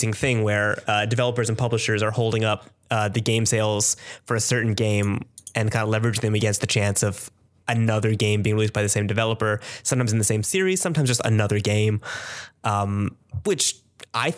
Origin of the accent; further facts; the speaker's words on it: Canada; I'm Canadian